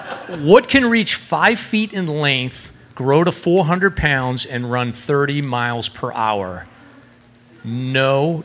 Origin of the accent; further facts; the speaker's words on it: Massachusetts, United States; Okay, honestly, I'm from Massachusetts